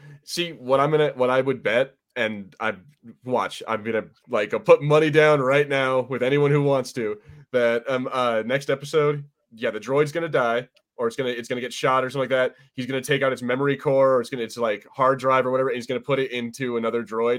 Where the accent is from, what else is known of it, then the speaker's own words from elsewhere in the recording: United States; I'm American